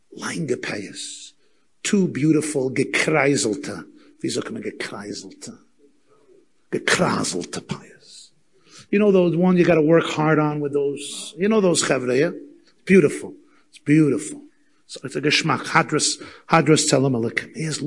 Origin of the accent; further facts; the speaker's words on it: Muncie, Indiana, United States; I was not involved in Yiddishkeit at all, even though I grew up in Muncie with frum grandparents.